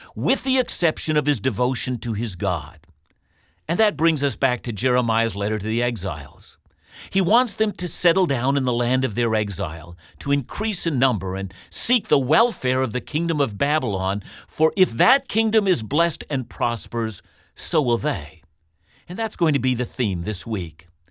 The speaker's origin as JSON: {"language": "English", "country": "Canada", "said": "We're called as Canadian Christians"}